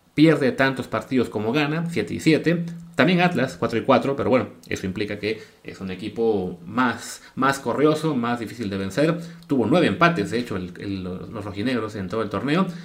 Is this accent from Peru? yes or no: no; Mexico